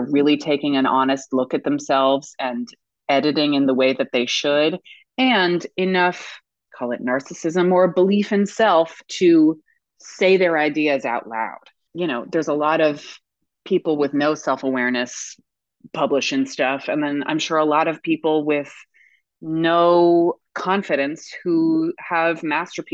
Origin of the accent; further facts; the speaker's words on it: United States; also born or lived in New York / Connecticut; I grew up in New York and then Connecticut